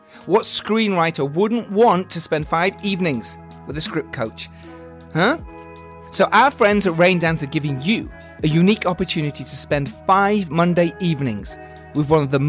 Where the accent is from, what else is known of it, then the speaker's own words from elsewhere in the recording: England, United Kingdom; We're English, we're burning.